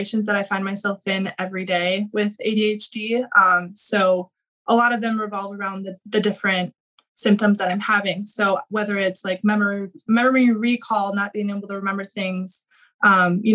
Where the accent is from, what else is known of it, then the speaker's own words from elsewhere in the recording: Minnesota, United States; I'm from Minnesota. So kind of grew up in the suburbs area